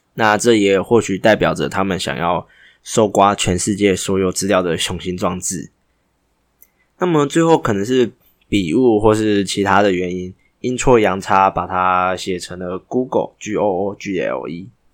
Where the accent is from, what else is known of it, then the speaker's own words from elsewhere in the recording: Taiwan; 这是我们台湾人台湾郎专属的彩蛋